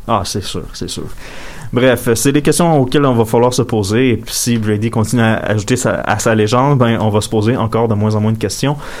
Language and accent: French; Quebec, Canada; je suis canadien puis québécois